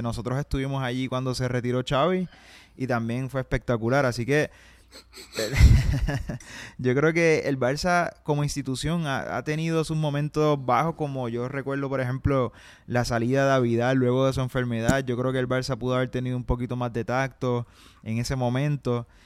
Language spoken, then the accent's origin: Spanish; Puerto Rico